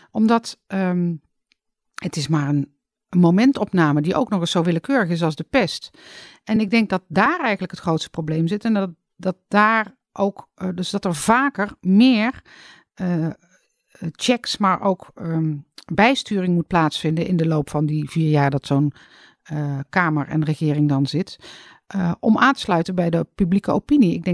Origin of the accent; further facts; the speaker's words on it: North Brabant, Netherlands; Uit Brabant nou, verder niks bijzonders.